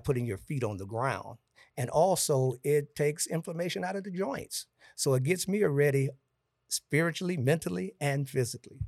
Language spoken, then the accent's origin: English; Gary, Indiana, United States; also born or lived in Florida; I'm from Gary, Indiana